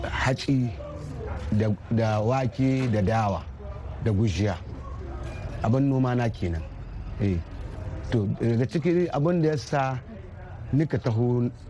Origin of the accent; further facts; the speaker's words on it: Niger; moved away; ni dan Nijar ne kuma inda ne manomi na ƙauyen intuwila kuma na guda goma sha shida yau shekara ta 60 da wasu 'yan watanni